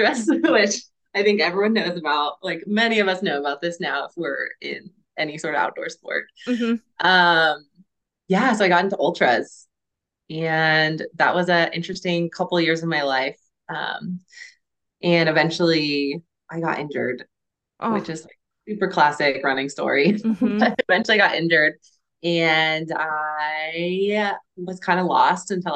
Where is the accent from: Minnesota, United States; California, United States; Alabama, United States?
California, United States; Santa Cruz; moved away as an adult; now in Bend, United States; I'm originally from Santa Cruz. So I grew up in Santa Cruz County